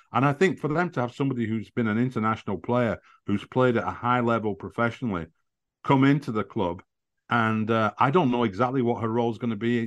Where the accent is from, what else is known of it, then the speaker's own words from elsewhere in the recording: Burnley, North West England, United Kingdom; I'm from Burnley, so I have, I have good contacts there